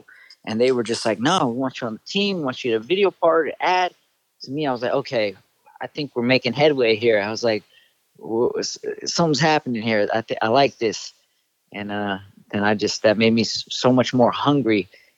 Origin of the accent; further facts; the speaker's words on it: Northridge, California, United States; I grew up in the Valley here in Northridge. Still live in the Valley.